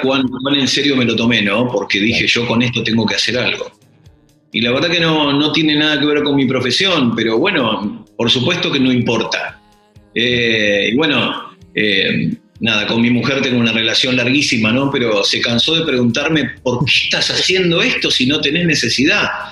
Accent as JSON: {"language": "Spanish", "town": "Lomas de Zamora", "region": "Buenos Aires Province", "country": "Argentina", "said": "Soy argentino, yo no soy de Yorkshire, soy de Loma de Zamora, Temperley."}